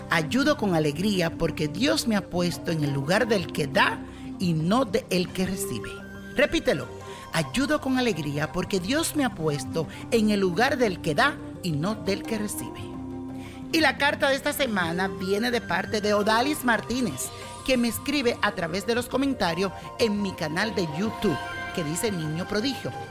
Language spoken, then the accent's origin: Spanish; Venezuela; yo nací el 30 de septiembre del 1973 y soy venezolana